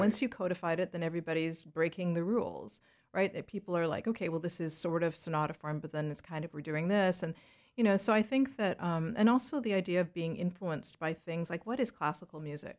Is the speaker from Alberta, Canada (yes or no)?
yes; Leduc, Alberta, Canada; moved away as an adult; also born or lived in Jamaica / Toronto / New York; growing up in Western Canada